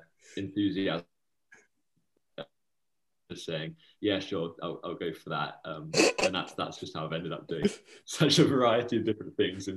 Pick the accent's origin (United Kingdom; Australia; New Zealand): United Kingdom; Bristol, South West England; moved away as an adult; now in Edinburgh, United Kingdom; I'm originally from Bristol, down south, and then came up to university in Edinburgh in September 2019.